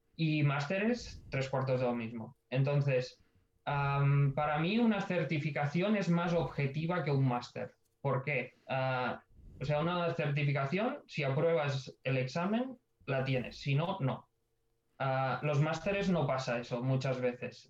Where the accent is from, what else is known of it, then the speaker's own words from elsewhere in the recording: Ebro Delta, Catalonia, Spain; moved away as an adult; now in Barcelona, Spain; Yo soy del Delta del Ebro y, y estaba dos horas de aquí de Barcelona.